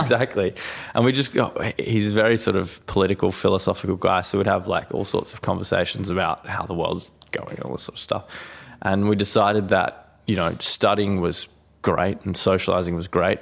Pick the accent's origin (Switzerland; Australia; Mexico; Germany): Australia; Bunbury, Western Australia; also born or lived in Dardanup; I actually grew up, um, outside of Bunbury, a small city in Western Australia